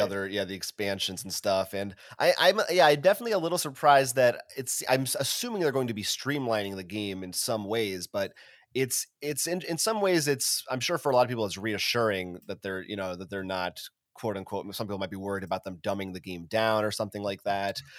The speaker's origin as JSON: {"language": "English", "country": "United States", "said": "as an American"}